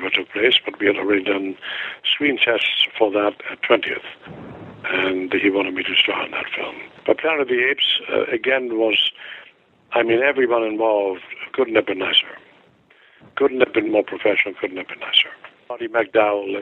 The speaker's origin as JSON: {"language": "English", "country": "Germany", "moved": "yes", "said": "I have a German passport"}